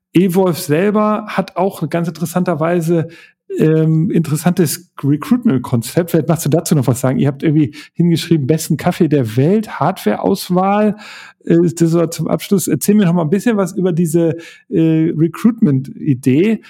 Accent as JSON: {"language": "German", "region": "Hamburg", "country": "Germany", "said": "ich bin Hamburger"}